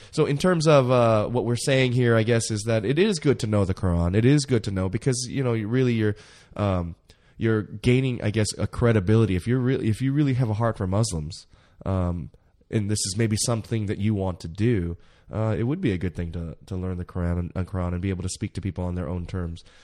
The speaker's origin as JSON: {"language": "English", "country": "United States", "said": "being American"}